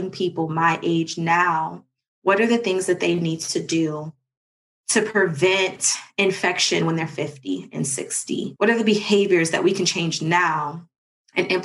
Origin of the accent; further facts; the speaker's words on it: Cincinnati, Ohio, United States; moved away as an adult; now in Atlanta, United States; I am from Cincinnati, Ohio. Went to Walnut Hills High School